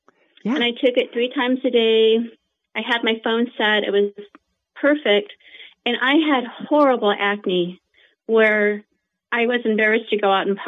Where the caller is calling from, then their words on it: San Antonio, Texas, United States; Good. I'm from San Antonio.